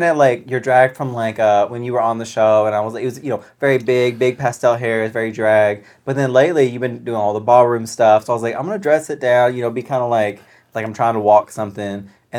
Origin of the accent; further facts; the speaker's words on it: Arkansas, United States; I'm from Arkansas.